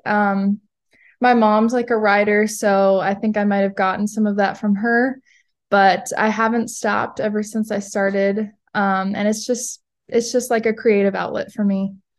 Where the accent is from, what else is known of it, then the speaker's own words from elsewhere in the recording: Fargo, North Dakota, United States; now in Minot, United States; I was born in Fargo